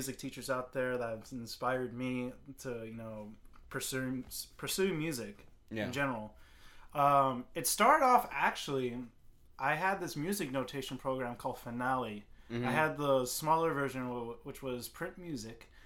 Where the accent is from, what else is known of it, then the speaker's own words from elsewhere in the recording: Sacramento, California, United States; also born or lived in Berkeley, California / Roseville, California / Antelope, California; I'm a Sac kid, but then was born in the Bay Area and was living in the Bay Area for a while too